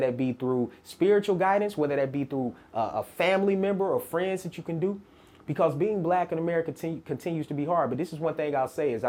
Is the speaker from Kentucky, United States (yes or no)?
no; Murfreesboro, Tennessee, United States; I'm from Murfreesboro